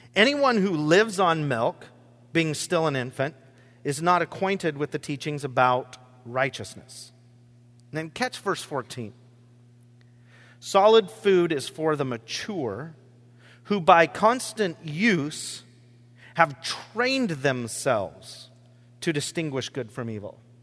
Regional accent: Rochester, Washington, United States; my farm that I grew up on in Rochester, Washington

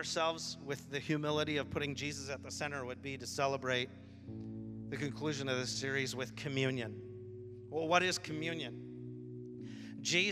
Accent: Washington, United States; I'm grown up here my whole life

